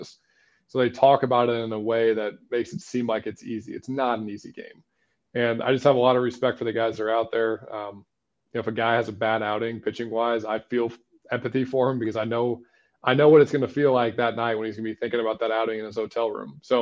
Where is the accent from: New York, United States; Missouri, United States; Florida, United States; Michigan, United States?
Missouri, United States; St. Louis; I grew up in St. Louis